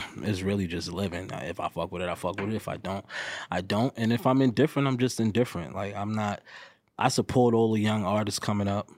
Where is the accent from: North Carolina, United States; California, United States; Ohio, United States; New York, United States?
New York, United States; New York City; I'm from New York, I'm from New York City